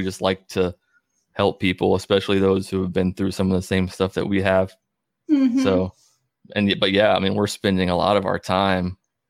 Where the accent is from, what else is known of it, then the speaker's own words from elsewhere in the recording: Calhoun, Georgia, United States; Calhoun. You know Calhoun, Northwest Georgia.